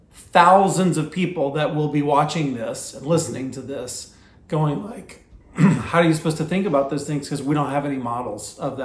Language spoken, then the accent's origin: English; Houston, Texas, United States; Southern Baptist world in Houston is where I grew up